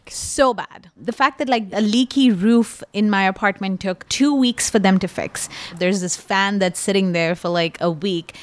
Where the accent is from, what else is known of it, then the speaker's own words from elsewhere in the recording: India; as an Indian person